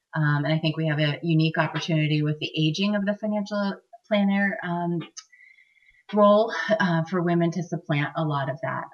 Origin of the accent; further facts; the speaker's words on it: Maine, United States; Maine is my home state.